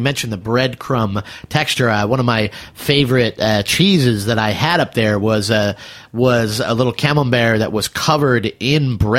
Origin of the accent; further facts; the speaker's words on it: Templeton, Massachusetts, United States; moved away; I'm from Templeton, Massachusetts, which is about as big as this room. Had the one blinking school light